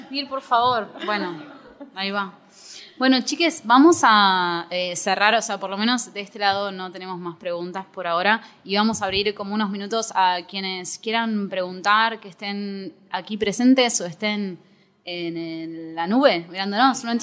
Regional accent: General Villegas, Buenos Aires Province, Argentina; now in Buenos Aires, Argentina; yo soy de Villegas

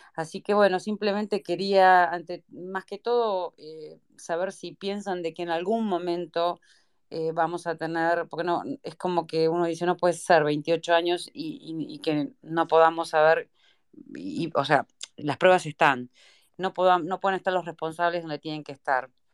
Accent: Argentina; nosotros que somos argentinos, a todo nuestro querido país

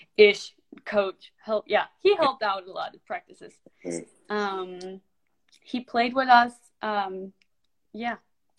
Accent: Denmark; moved away as an adult; I am from Denmark. I am 22 years old, and so I went to the United States last year, 2 years ago, I think

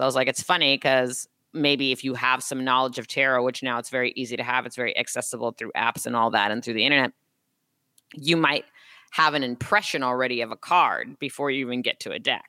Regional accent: Los Angeles, California, United States; I'm from Los Angeles

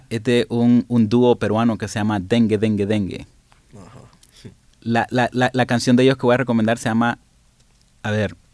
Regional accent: La Ceiba, Atlántida, Honduras; yo soy de la Ceiba

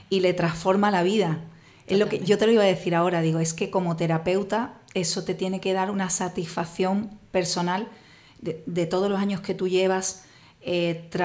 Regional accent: Italy; Spanish is a second language; now in Spain

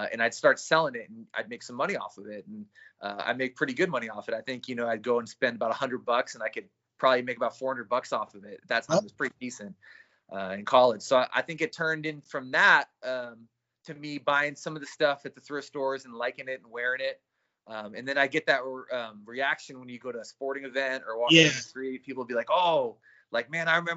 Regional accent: San Francisco, California, United States; I grew up in San Francisco in the city I was born and raised

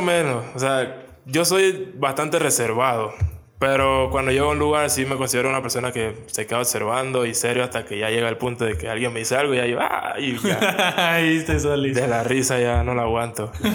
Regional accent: Panama; moved away as an adult; now in Mexico; Soy de Panamá

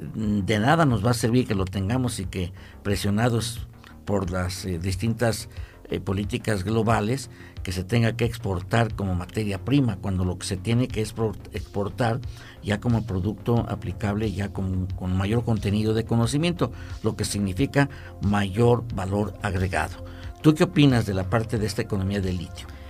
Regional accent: Mexico; como latinoamericanos y, como mexicanos

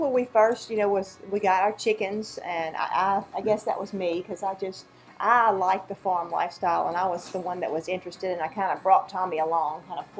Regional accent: Baker, Louisiana, United States; moved away as an adult; now in Mississippi, United States; we grew up in Baker, Louisiana. We were both born down there, and we're in Mississippi now. But anyway, we grew up in subdivisions.

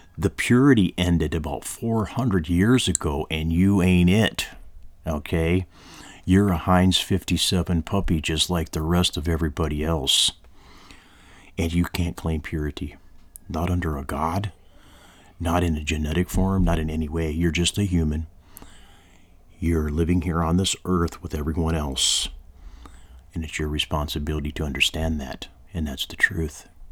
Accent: United States

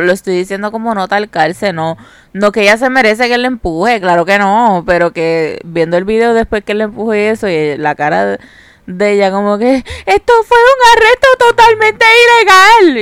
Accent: Carolina, Puerto Rico; Nosotros somos de Carolina

